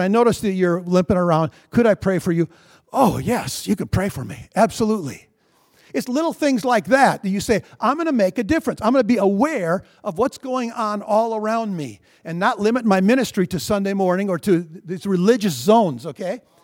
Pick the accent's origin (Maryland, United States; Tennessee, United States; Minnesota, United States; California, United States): Minnesota, United States; I'm a Minnesotan